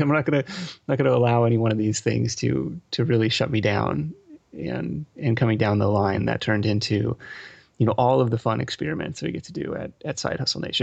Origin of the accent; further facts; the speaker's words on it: Seattle, Washington, United States; also born or lived in East Coast; now in California, United States; I grew up in Seattle